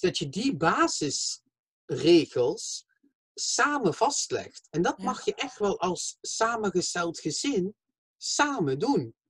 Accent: Limburg, Flanders, Belgium; accent: southern, soft G; now in The Hague, Netherlands; ik kom van België, Slimburg, maar ik eh, eh, woon in Den Haag.

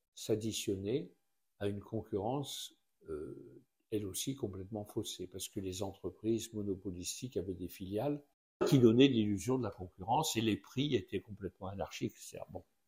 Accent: the Nord, Hauts-de-France, France; moved away as an adult; also born or lived in Tunisia; now in Orléans, France; je suis issu du Nord et je sais ce que c'est que la condition ouvrière

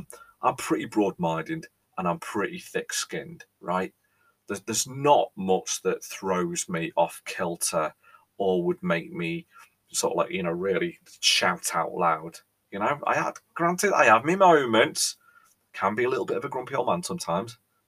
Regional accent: England, United Kingdom; But I think as a Brit, as an Englishman, as a British person, there's one thing that we all

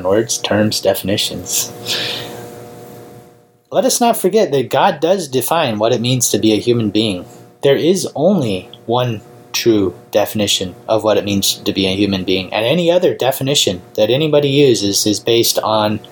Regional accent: United States; as an American citizen

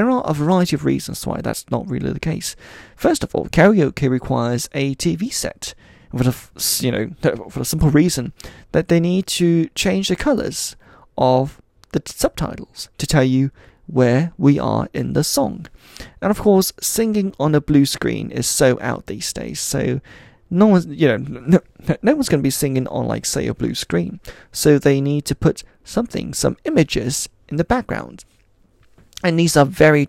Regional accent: Switzerland; moved away; I grew up in Switzerland, where of course in a Chinese family we would have friends doing karaoke

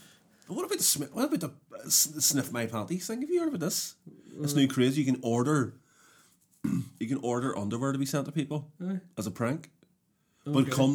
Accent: Belfast, Northern Ireland, United Kingdom; growing up in North Belfast

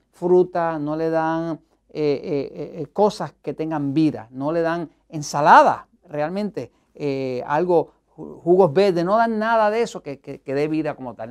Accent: Puerto Rico; en mi país, en Estados Unidos, en Puerto Rico

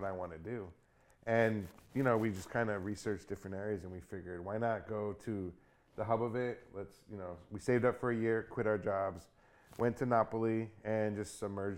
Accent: Hawaii, United States; also born or lived in New York; I was born in New York. I moved here when I was 10. And the thing I remember missing here from childhood was pizza. And I feel I grew up in Hawaii.

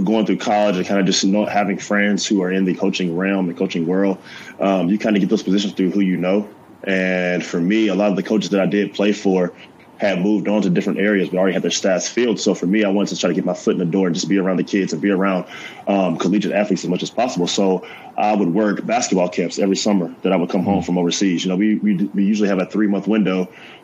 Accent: Auburn, Alabama, United States; moved away as an adult; now in Chattanooga, United States; I'm originally from Auburn, Alabama

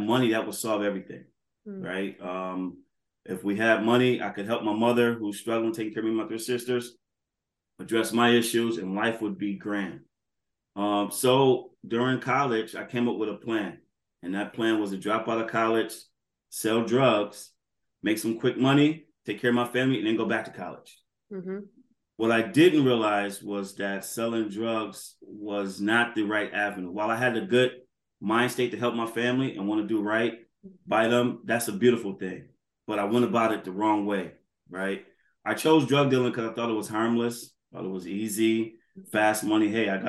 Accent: Buffalo, New York, United States; growing up in Buffalo

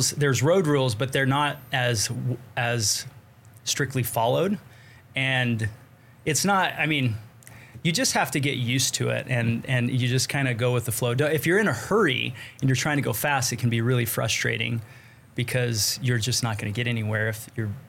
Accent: United States; born there; also born or lived in Arizona / Montana / New Mexico / Utah; I grew up in a, on on the Navajo Nation. Like not grew up, but I was born kind of on the Navajo Nation.

